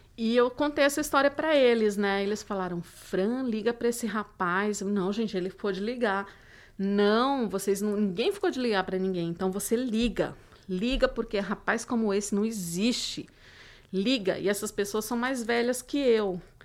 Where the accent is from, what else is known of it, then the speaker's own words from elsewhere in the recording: Codó, Maranhão, Brazil; moved away; uma que fica no interior do Maranhão